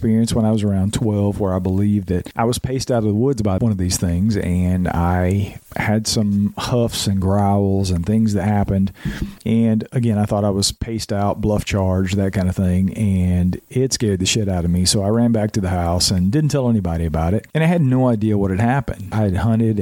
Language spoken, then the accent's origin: English; Georgia, United States; now in North Carolina, United States; I'm in North Carolina. I was born and raised in Georgia, had my experiences in Georgia